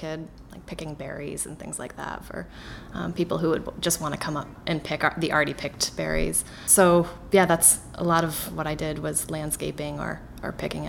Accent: Somersville, Connecticut, United States; There it's mostly tobacco farming and some corn. Not like it is in the Midwest here, but that town was what I knew when I was growing up

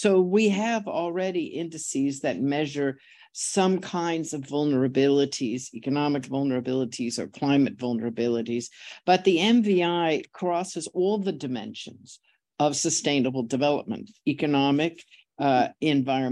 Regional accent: San Francisco, California, United States; I'm from San Francisco

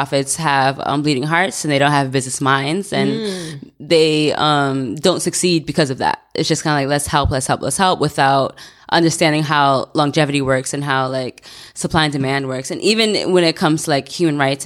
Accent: Brooklyn, New York, United States; Haitian person, born in Brooklyn, born and raised in Brooklyn

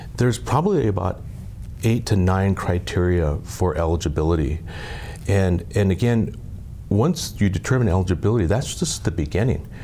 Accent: Eagle Butte, South Dakota, United States; I was born and raised on the Cheyenne River Sioux Indian Reservation. Eagle Butte, South Dakota is my hometown

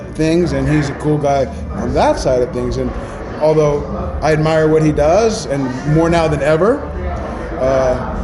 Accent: New York City, New York, United States; I was born in Maimonides, so I'm from Bensonhurst originally

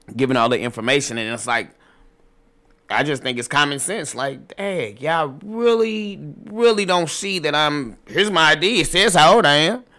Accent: St. Louis, Missouri, United States; moved away as an adult; now in Atlanta, United States; I'm, I'm originally from Saint Louis

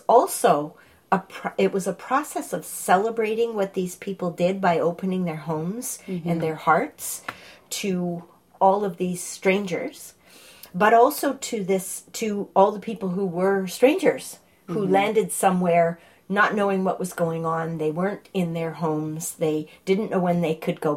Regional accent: Montreal, Quebec, Canada; moved away; also born or lived in Toronto; I grew up in Montreal

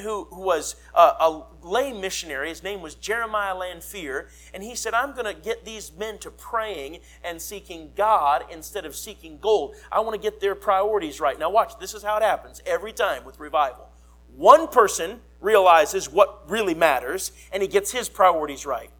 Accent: Minnesota, United States; moved away; I grew up in Minnesota

